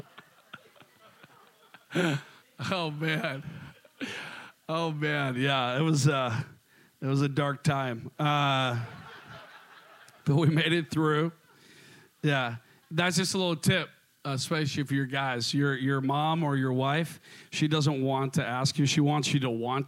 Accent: Minnesota, United States; accent: Minnesota; moved away as an adult; also born or lived in Seattle; my Minnesota accent

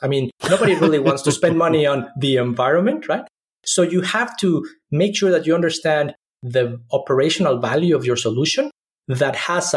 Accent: Mexico City, Mexico; moved away; also born or lived in Austin / Silicon Valley; I grew up in Mexico City, which is one of the most polluted cities in the world.

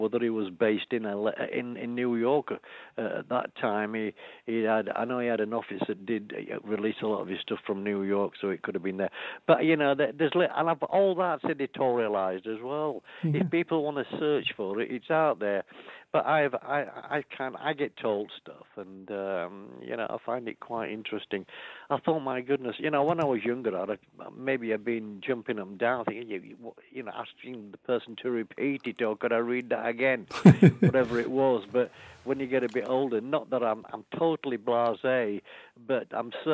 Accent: Yorkshire and the Humber, United Kingdom; moved away; I came from Yorkshire, just a Yorkshire lad

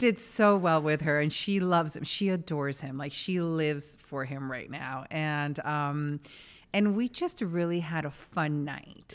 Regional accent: New York, United States; moved away as an adult; also born or lived in Chile; now in Los Angeles, United States; I was born and raised in New York.

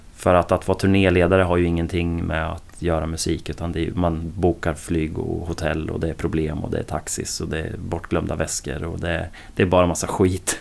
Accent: Åtvidaberg, Östergötland, Sweden; also born or lived in Linköping; hos mig nere i Åtvidaberg där jag kommer ifrån

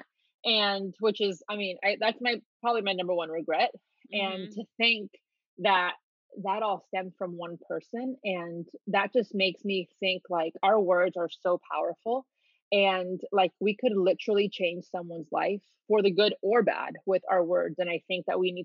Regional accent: Miami, Florida, United States; also born or lived in Dominican Republic / New York; I grew up in Miami and I've been a dancer my whole life

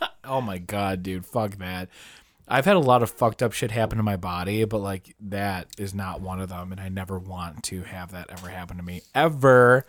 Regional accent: United States; we're American

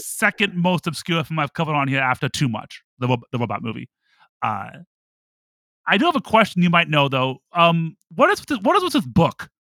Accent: Toledo, Ohio, United States; I grew up in Toledo, Ohio

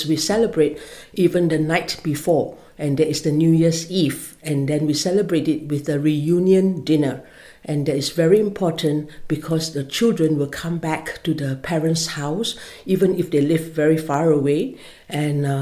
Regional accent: Malaysia; moved away as an adult; now in Killaloe, Ireland; I'm from Malaysia, and I've been in Killaloe for the last 11 years

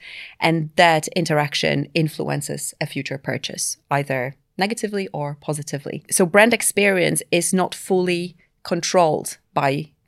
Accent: Poland; now in London, United Kingdom; So I'm based in London, part of the global team. I've been in London for about 10 years, but I'm actually originally from Poland.

